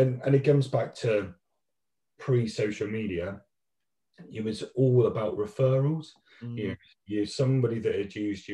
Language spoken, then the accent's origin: English; South Hams, South West England, United Kingdom; we grew up in the South Hams. I still live in the South Hams in a little place called Wembury by the beach